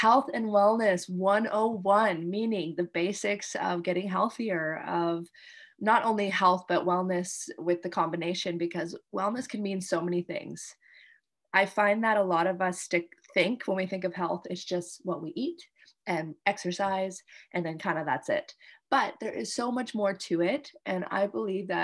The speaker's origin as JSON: {"language": "English", "country": "Canada", "moved": "yes", "lives_now": "Indonesia"}